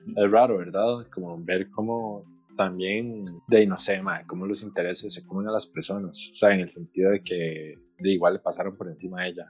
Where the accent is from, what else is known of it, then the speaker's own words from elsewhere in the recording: Costa Rica; como costarricenses nosotros